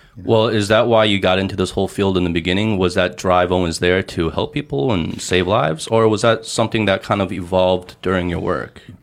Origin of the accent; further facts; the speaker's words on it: United States; now in China; When I was growing up in the States, um, in high school